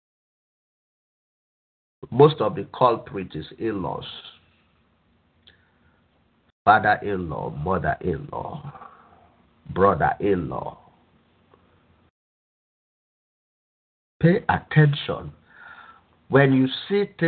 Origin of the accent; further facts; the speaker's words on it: Nigeria; now in United States; I grew up in Nigeria